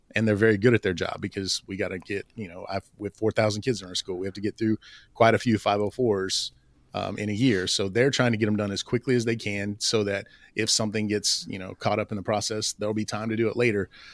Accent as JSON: {"language": "English", "region": "Oklahoma", "country": "United States", "tie": "born or raised there", "said": "I grew up in Oklahoma"}